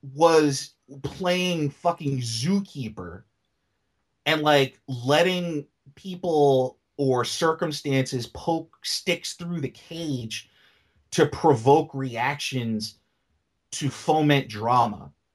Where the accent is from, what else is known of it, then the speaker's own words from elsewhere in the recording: New York City, New York, United States; I came from New York City public schools